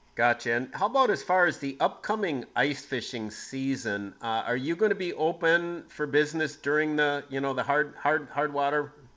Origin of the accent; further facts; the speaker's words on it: Green Bay, Wisconsin, United States; growing up in Green Bay in the 70s